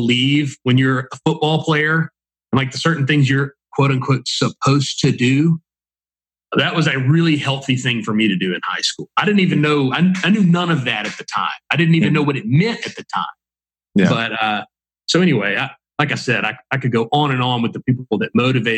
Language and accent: English; Mississippi, United States; I'm from Mississippi. You know, my joke is everyone in the whole state is my cousin